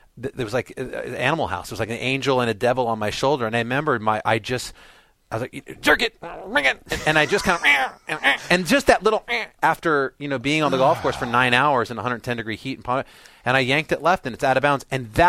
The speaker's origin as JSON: {"language": "English", "region": "Southern California", "country": "United States", "tie": "born or raised there", "said": "I grew up in Southern California playing with Jason Gore and Tiger"}